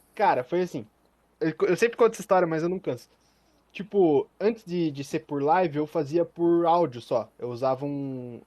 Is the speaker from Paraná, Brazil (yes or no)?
yes; Curitiba, Paraná, Brazil; eu sou de Curitiba